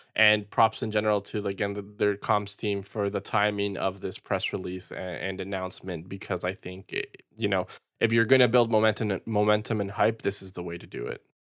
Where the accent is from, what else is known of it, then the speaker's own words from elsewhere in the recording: Peru; growing up in Peru